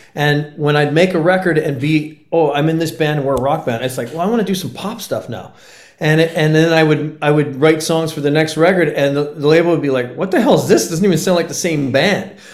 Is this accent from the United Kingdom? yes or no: no; Comox Valley, Vancouver Island, British Columbia, Canada; moved away as an adult; also born or lived in Los Angeles; I literally moved back to my hometown of the Comox Valley on Vancouver Island